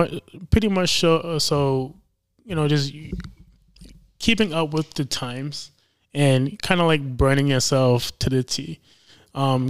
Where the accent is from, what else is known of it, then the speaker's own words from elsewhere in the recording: New York City, New York, United States; moved away as an adult; now in Rhode Island, United States; I was pretty much built in New York City